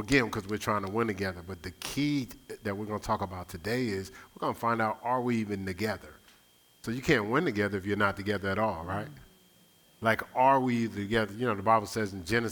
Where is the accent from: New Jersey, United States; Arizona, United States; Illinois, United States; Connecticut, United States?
New Jersey, United States; Newark; moved away; I grew up in Newark, New Jersey